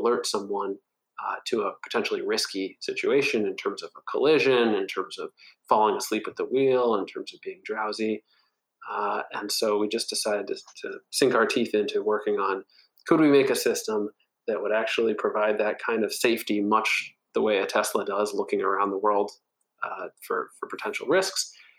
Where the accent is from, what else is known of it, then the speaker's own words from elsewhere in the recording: Hancock, New Hampshire, United States; born there; also born or lived in Nigeria / Wisconsin / Minnesota / Washington, D.C.; now in Eastern Long Island, United States; I was born in a small town called Hancock, New Hampshire. I've lived all over the world, Nigeria, Wisconsin, Minnesota, Washington, D.C., New York City, and most recently, Eastern Long Island.